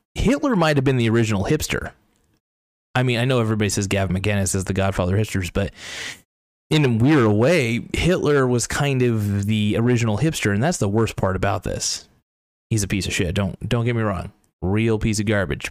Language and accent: English; United States; I'm an American, I'm an America f-, first kind of guy